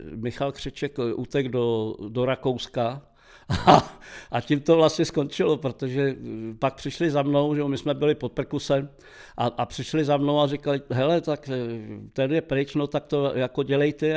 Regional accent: Prague, Czechia; u nás doma v Havlíčkovi tenkrát u Masarykova nádraží, a my jsme měli malý byt

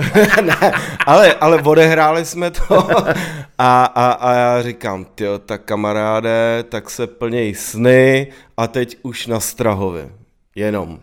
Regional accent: Prague, Czechia; bydleli jsme vlastně naproti sobě v baráku a, eh, vyrůstali jsme na Praze deset, na sídlišti

